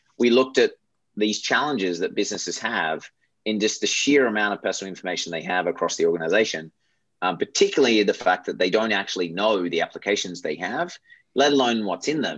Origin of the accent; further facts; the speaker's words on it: Australia; moved away as an adult; also born or lived in Michigan, United States / Europe / Japan / San Francisco, United States; I grew up in Australia, as you probably figured out by this point, moved to the US, after school